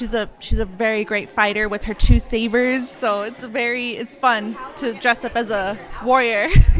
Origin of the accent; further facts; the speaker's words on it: Cuba, New Mexico, United States; I'm from Cuba, New Mexico.